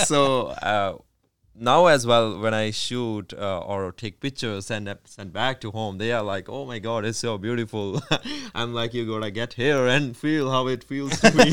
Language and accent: English; India; moved away as an adult; now in Canada; I'm from India.